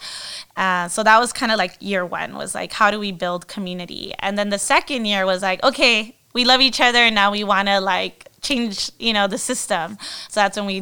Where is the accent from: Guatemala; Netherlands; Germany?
Guatemala; moved away as an adult; also born or lived in United States; I grew up in Guatemala, when I went to college in the United States